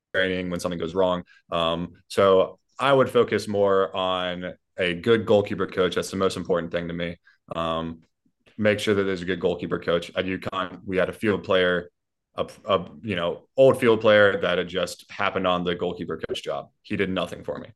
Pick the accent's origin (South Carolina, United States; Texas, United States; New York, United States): South Carolina, United States; Columbia; my hometown, Columbia, South Carolina